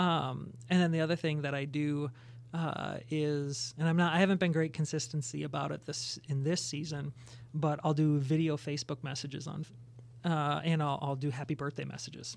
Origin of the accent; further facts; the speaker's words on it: Plymouth, Minnesota, United States; I grew up in the Twin Cities. Uh, Twin Cities is on the west side, Plymouth Boy